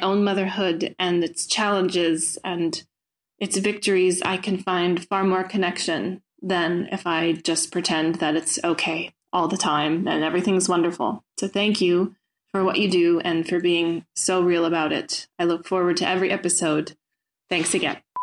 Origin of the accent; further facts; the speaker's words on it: United States; now in Brussels, Belgium; I am an American with two kids and a husband